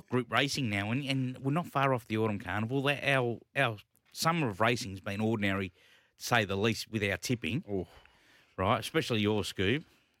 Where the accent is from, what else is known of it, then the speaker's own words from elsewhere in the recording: Melbourne, Victoria, Australia; also born or lived in Macau; We're playing at home, my hometown, the Heath, as you say. Being an East Malvern boy, Caulfield apprentice